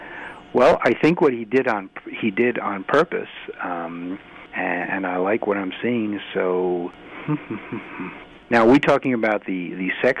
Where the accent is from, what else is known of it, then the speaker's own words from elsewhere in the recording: Massachusetts, United States; I'm from Massachusetts